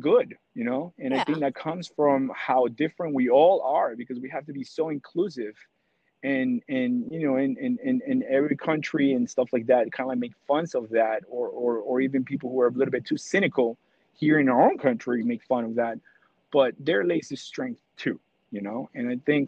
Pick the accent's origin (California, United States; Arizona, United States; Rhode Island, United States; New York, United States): New York, United States; New York City; I'm from New York City